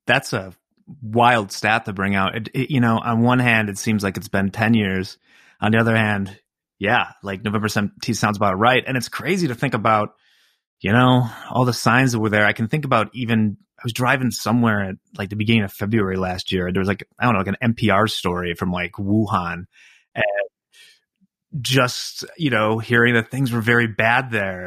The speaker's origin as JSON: {"language": "English", "town": "River Forest", "region": "Illinois", "country": "United States", "tie": "born or raised there", "also_born_or_lived": "Chicago, Illinois"}